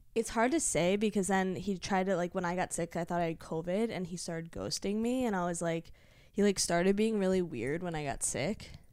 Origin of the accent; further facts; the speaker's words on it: Virginia, United States; moved away; also born or lived in Los Angeles, United States; I'm from Virginia